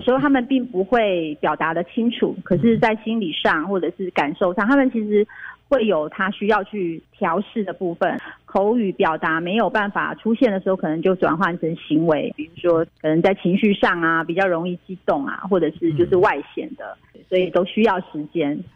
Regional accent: Nantou County, Taiwan; moved away as an adult; also born or lived in Taipei; now in Kaohsiung, Taiwan; 我当年分发就回到我的家乡，我是住南投，所以我回到南投的南岗国中，在那边三年的特教班

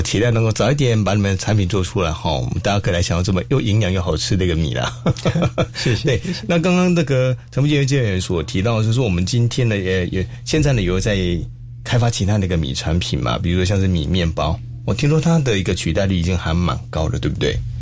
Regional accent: Xiluo, Yunlin County, Taiwan; 我家乡是在西罗

